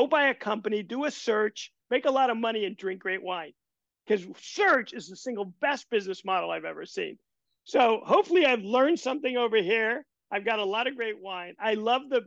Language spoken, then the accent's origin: English; Nebraska, United States; moved away; I am from Nebraska